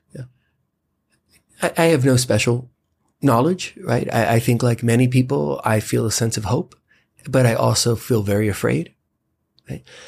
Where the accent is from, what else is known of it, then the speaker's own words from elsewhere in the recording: United States; as an American citizen